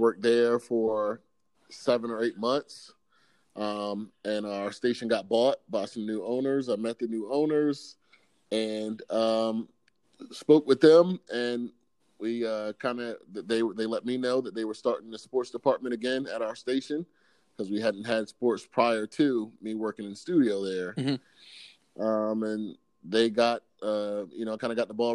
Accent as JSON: {"language": "English", "town": "Salisbury", "region": "Maryland", "country": "United States", "tie": "born or raised there", "said": "I'm from Salisbury, Maryland, right here where 47 ABC is located. I was born and raised here"}